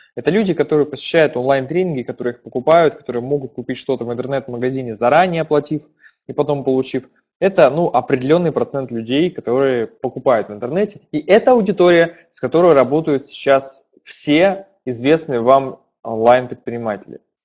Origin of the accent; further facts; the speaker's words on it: Perm, Perm Krai, Russia; Я сам из Перми.